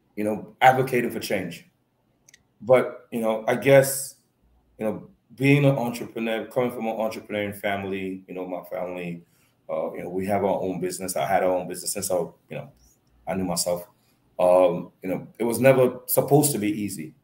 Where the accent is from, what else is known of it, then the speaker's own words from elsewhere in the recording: Point Fortin, Trinidad & Tobago; I'm from Point Fortin